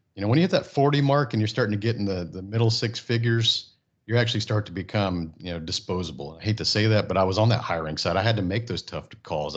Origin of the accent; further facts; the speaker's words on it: Friendswood, Texas, United States; also born or lived in Japan / California / Houston; I grew up in Friendswood, Texas, a small town